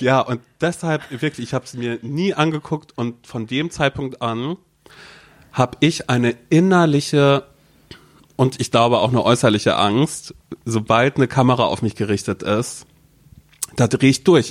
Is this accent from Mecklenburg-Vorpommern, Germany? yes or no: yes; Mecklenburg-Vorpommern, Germany; ich komme aus Mecklenburg-Vorpommern.